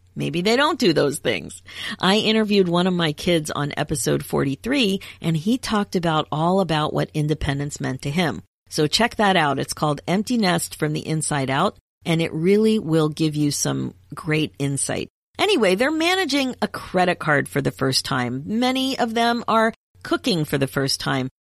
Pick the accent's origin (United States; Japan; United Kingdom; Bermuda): United States; moved away as an adult; also born or lived in Canada; I'm American and I was studying in Canada